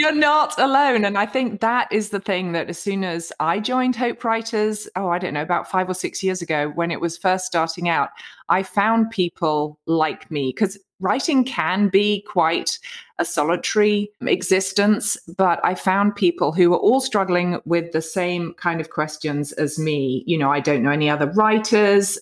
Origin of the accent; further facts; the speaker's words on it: United Kingdom; moved away as an adult; now in United States; I'm a Brit living in the U S A. We came out here about fifteen years ago